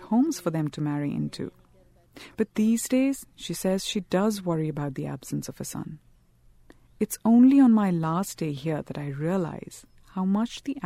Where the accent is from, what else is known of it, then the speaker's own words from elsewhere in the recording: India; I grew up in India, in an urban middle-class family.